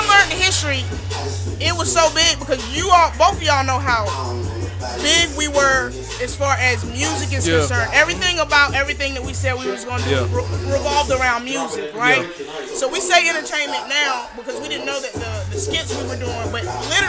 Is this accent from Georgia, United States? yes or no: yes; Macon, Georgia, United States; I'm from Macon, Georgia. I'm from Pleasant Hill.